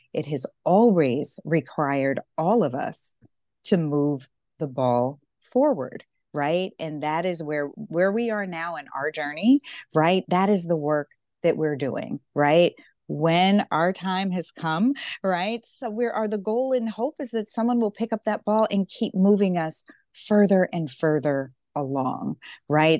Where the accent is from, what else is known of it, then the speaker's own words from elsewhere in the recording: Deep South, United States; I grew up in the Deep South